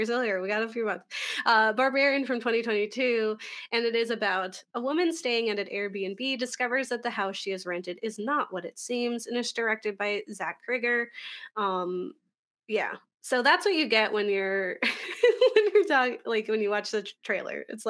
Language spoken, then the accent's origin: English; Philadelphia, Pennsylvania, United States; we're from Philly